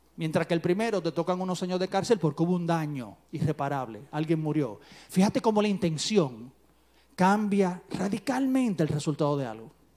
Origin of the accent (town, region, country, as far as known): Dominican Republic